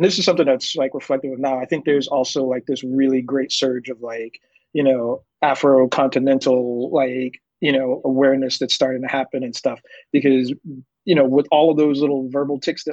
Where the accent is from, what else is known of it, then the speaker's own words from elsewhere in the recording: United States; being American myself